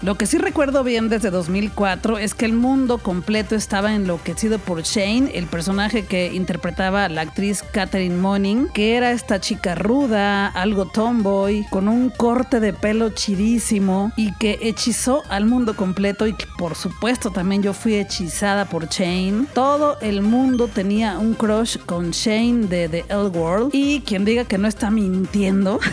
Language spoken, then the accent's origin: Spanish; Mexico; soy mexicana